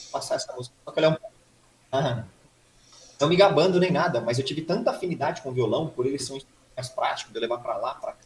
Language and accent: Portuguese; Suzano, São Paulo, Brazil; Nascido em Suzano há 32 anos atrás, dia 3 de março de 89 aí. Uhum. É, nunca mudei de cidade